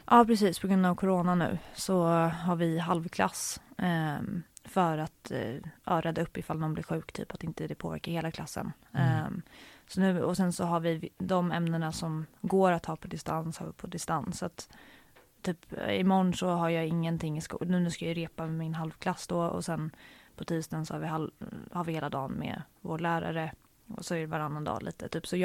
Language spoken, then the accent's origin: Swedish; Stockholm, Stockholm County, Sweden; I eh, Stockholm.